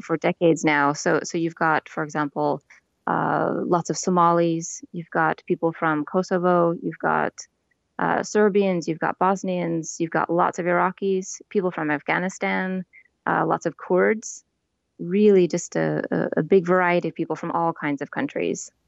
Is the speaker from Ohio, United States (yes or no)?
no; Portland, Oregon, United States; moved away as an adult; now in Turku, Finland